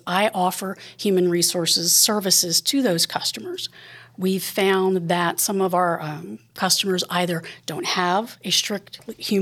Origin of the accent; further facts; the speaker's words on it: Harrisburg, Pennsylvania, United States; From Harrisburg